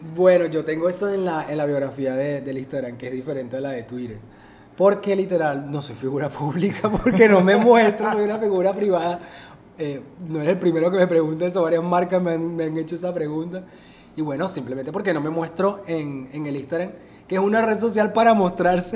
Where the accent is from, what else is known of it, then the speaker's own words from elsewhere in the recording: Barranquilla, Atlántico, Colombia; algo que es de aquí, donde yo vivo, donde yo estoy, donde yo nací